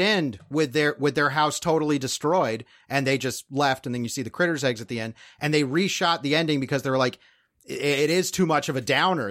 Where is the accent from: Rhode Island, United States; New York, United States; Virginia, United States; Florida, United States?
Florida, United States; Fort Myers; waitress in Fort Myers, Florida. And as a kid, I was, that is my hometown